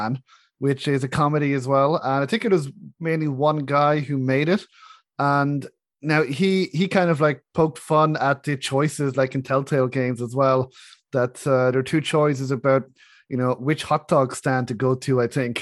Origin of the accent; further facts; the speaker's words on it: Ireland; I'm Irish myself